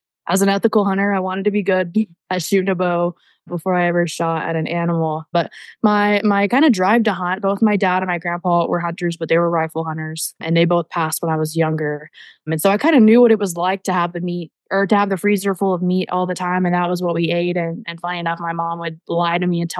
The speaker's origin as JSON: {"language": "English", "region": "Texas", "country": "United States", "tie": "born or raised there", "said": "I grew up in Texas"}